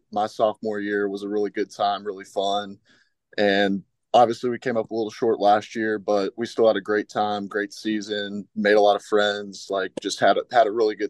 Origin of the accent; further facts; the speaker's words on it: Louisville, Kentucky, United States; being from Louisville, Kentucky, just about 30 minutes away, it was always like a home for me.